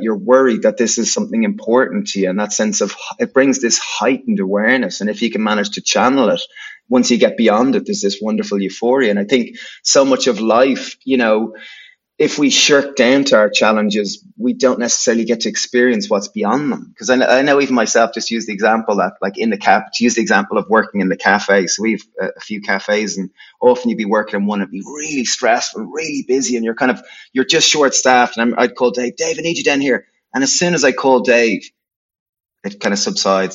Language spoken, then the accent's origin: English; Greystones, Leinster, Ireland; we grew up in Greystones, County Wicklow in Ireland